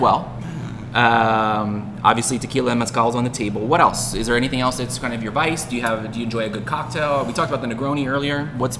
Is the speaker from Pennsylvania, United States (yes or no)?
yes; Pennsylvania, United States; moved away; I grew up back east in Pennsylvania